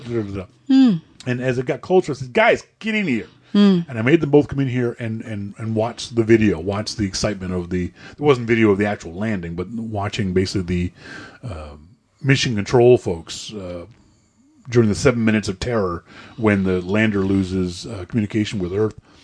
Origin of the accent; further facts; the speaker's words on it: Nova Scotia, Canada; as a Canadian, as, as a Nova Scotianer